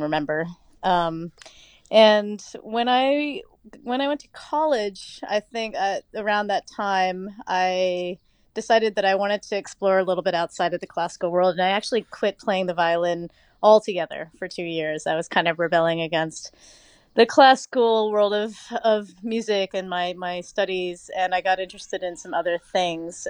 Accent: Oak Ridge, Tennessee, United States; moved away; I grew up in Oak Ridge, Tennessee.

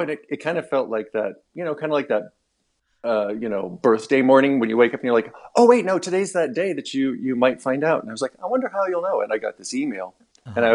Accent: Missoula, Montana, United States; moved away as an adult; also born or lived in Alaska; when we moved back to my hometown, Missoula

